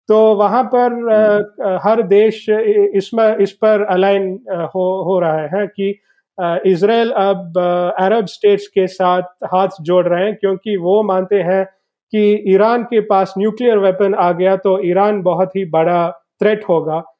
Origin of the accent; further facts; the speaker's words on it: South India, India; Hindi is a second language; मैं दक्षिण भारत से हूँ तो मेरा हिंदी बहुत ही खराब है